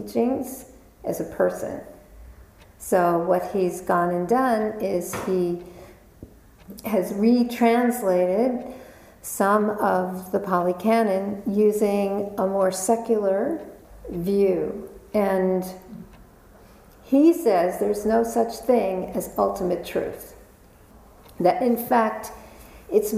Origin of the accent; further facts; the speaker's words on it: New York, United States; I was born and raised in New York